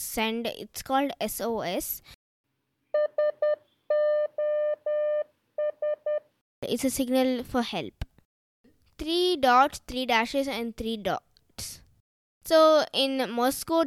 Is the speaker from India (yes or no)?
yes; India; I'm 11 years old and I'm also from India